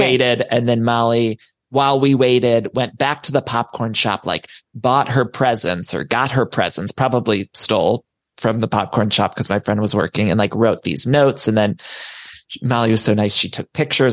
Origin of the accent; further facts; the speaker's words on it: Solon, Ohio, United States; we grew up in this similar area. I'm from Solon, Ohio